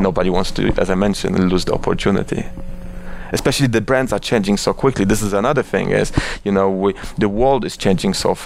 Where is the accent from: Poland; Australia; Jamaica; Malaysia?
Poland; Oświęcim, Lesser Poland; moved away as an adult; also born or lived in Warsaw, Poland / London, United Kingdom / India; now in New York, United States; I was born in Oświęcim, which is a quite controversial city to be born with. But I was born there, and I was there. I was living there till I was 18, and then I moved to Warsaw to university